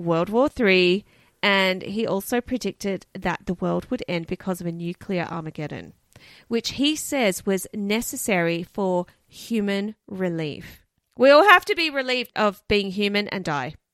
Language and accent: English; Australia; we're Australian.